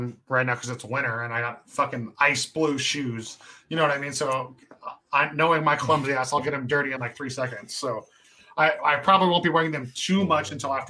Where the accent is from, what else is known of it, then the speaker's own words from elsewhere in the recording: California, United States; also born or lived in New Mexico; I am from California